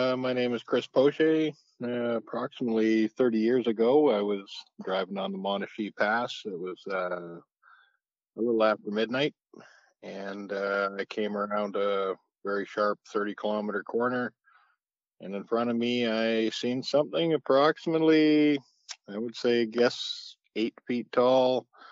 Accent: Kamloops, British Columbia, Canada; I grew up around Kamloops in the area

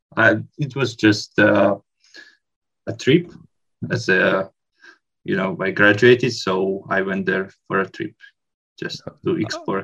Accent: Slovakia; I'm also from, from Slovakia.

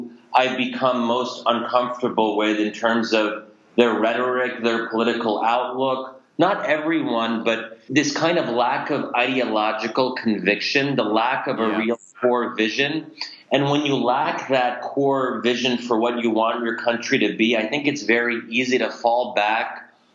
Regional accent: United States; I'm a product of American culture

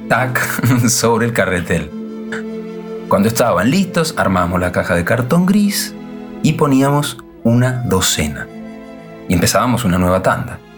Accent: Villa Lynch, Buenos Aires, Argentina; En 1952, por razones familiares, emigramos a la Argentina mi infancia en Villa Lynch la pasé entre la escuela y la calle.

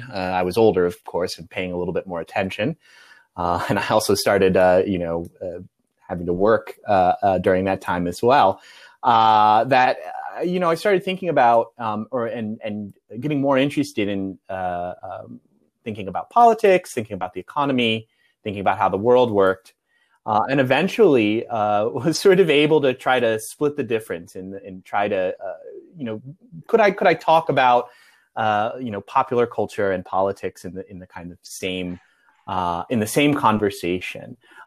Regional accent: Midwest, United States; I grew up in the Midwest, and it often felt a little provincial.

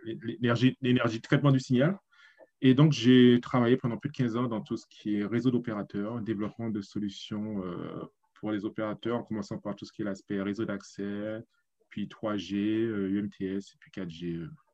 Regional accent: Guadeloupe; moved away as an adult; also born or lived in Paris, France / Germany; now in South Korea; je suis né en Guadeloupe, j'ai étudié jusqu'au lycée, on va dire, 19 ans, et puis je suis parti à Paris

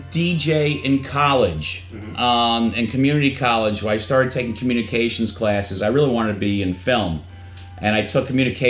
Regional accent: New York, United States; accent: New York; Even though I don't sound like it because I'm from New York, the accent creeps in every once in a blue moon.

